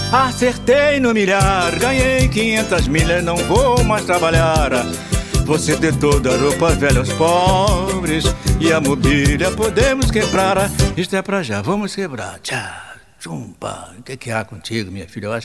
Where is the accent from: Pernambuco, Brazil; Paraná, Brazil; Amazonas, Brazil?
Pernambuco, Brazil; sou pernambucana